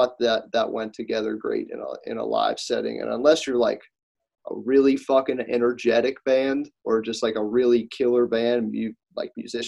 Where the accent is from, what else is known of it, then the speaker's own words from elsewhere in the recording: Pittsburgh, Pennsylvania, United States; They're from my hometown